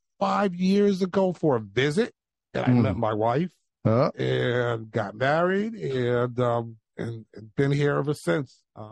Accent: New Haven, Connecticut, United States; moved away as an adult; also born or lived in Medford, Massachusetts / California / Florida / Houston, Texas; I was born and raised in New Haven. I was born on Orchard Street, actually, at the old Grace Hospital that now is St. Raphael's.

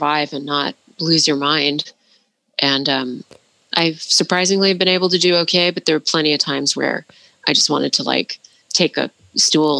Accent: Portland, Oregon, United States; my experience of growing up in Portland and being around a lot of white people

